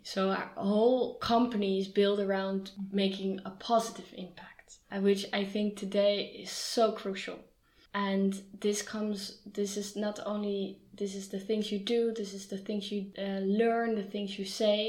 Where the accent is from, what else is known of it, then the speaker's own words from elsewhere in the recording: Amsterdam, North Holland, Netherlands; I'm from Amsterdam, I love bicycles